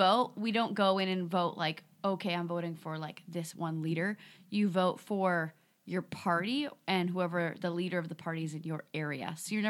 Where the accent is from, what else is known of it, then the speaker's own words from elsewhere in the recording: Canada; Well, so I came from Canada, as I've spoken.